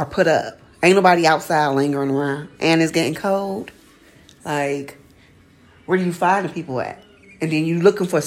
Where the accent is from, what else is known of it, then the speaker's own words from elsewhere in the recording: Detroit, Michigan, United States; now in Atlanta, United States; I'm from Detroit, Michigan. I reside in Atlanta, Georgia.